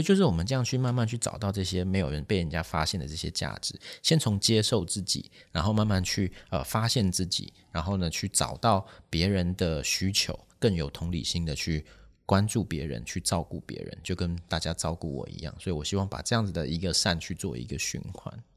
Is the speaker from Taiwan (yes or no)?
yes; Taipei, Taiwan; 其实我是台北人